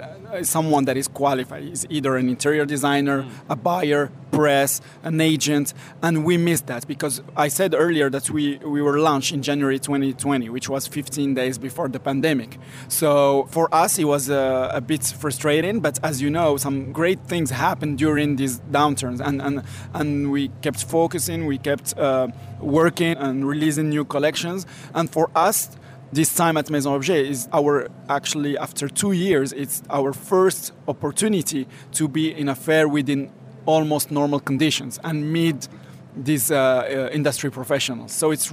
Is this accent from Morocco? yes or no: yes; Morocco; I usually give this analogy, like I grew up in Morocco and, you know, in the 80s, you had a wheeler who does the ceramics